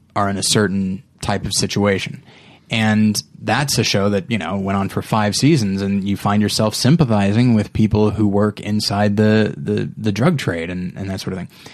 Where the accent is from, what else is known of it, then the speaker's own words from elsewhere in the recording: United States; as an American citizen who's middle class, who had two parents and a pretty good upbringing